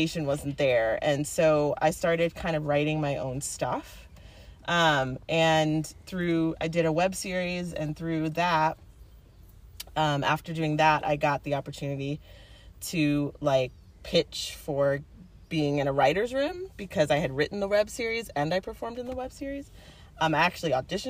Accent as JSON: {"language": "English", "region": "East Coast", "country": "United States", "moved": "yes", "lives_now": "Los Angeles, United States", "said": "I'm not from Los Angeles. I'm actually from the East Coast, but I live there because that's where my work is"}